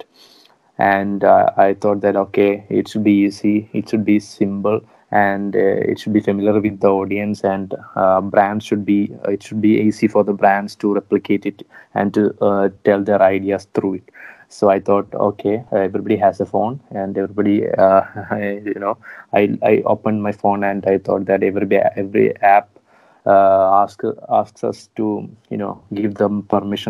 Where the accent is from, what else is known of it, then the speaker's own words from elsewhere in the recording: Kottayam, Kerala, India; we are from a small city from Kottayam